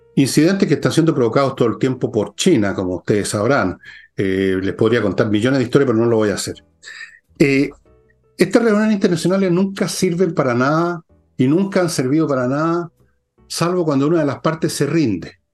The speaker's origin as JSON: {"language": "Spanish", "country": "Chile"}